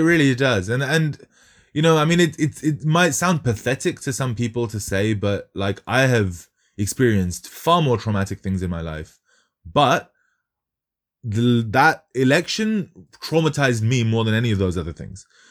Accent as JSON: {"language": "English", "town": "Kolkata", "region": "West Bengal", "country": "India", "tie": "born or raised there", "moved": "yes", "said": "I'm, I'm Bengali. I was born in Calcutta"}